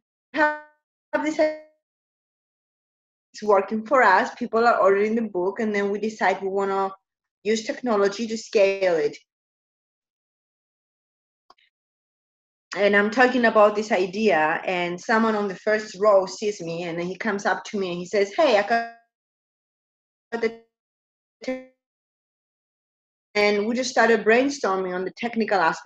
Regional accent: Cyprus; moved away; also born or lived in United States; I am from Cyprus, but I spent quite a long time in the United States

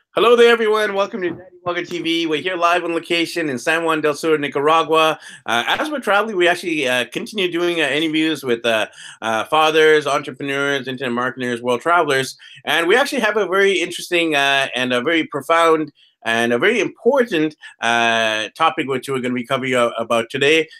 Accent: Vancouver, British Columbia, Canada; Originally, I'm from Vancouver, Canada

